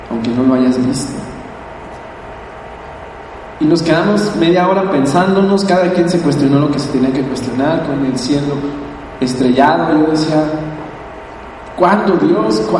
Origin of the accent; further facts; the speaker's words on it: Mexico; ver tu país allá al frente y decir, yo vengo de México. Yo soy de esa gente que se estira y que paga el precio para tener sus sueños.